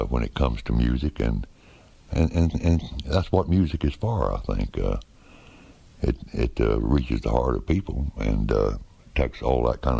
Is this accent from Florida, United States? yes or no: yes; Florida, United States; I was raised in Florida